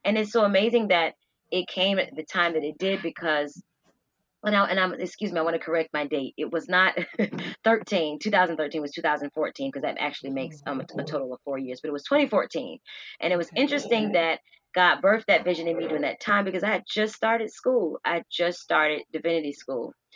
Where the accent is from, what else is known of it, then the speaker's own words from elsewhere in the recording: Norfolk, Virginia, United States; I am from Norfolk, Virginia. I'm raised with both my parents